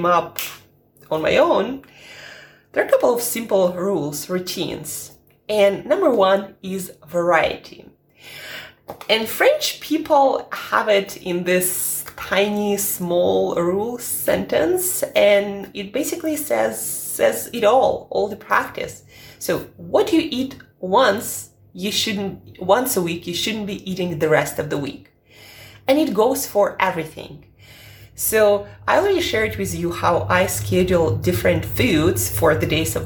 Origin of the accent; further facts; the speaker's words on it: Siberia, Russia; now in London, United Kingdom; I'm from Siberia